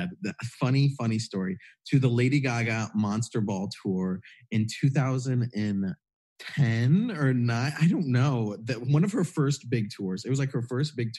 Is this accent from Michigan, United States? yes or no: yes; Michigan, United States; I grew up in Michigan in a pretty small town.